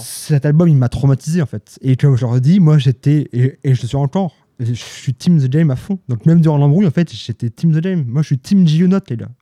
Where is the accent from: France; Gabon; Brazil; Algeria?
France; Haute-Savoie, Auvergne-Rhône-Alpes; moved away; dans mon bled d'Haute-Savoie